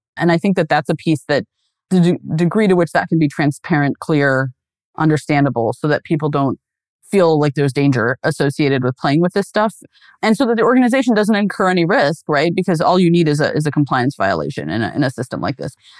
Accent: Pacific Northwest, United States; I grew up in the Pacific Northwest

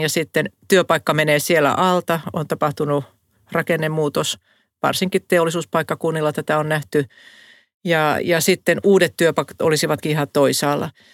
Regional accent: Savo, Finland; moved away as an adult; now in Helsinki, Finland; mä oon kotoisin tuolta Savosta

